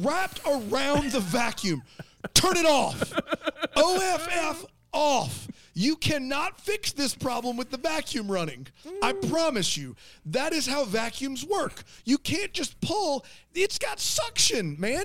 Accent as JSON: {"language": "English", "region": "South Carolina", "country": "United States", "said": "we're from South Carolina"}